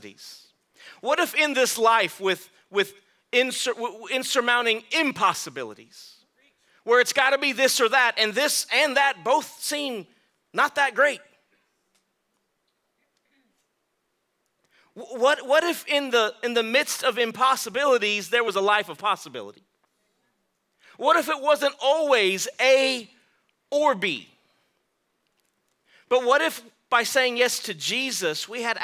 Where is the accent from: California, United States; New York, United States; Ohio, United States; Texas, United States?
Texas, United States; I'm from Texas, so I'm tough